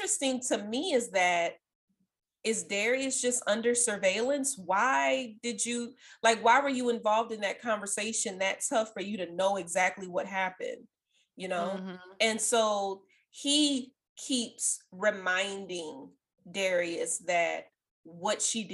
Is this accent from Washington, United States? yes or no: no; New Orleans, Louisiana, United States; Even when I was like super young, living in New Orleans East